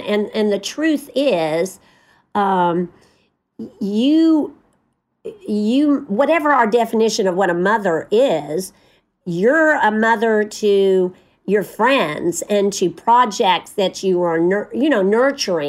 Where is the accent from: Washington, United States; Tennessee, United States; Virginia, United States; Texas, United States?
Tennessee, United States; moved away; I'm from Tennessee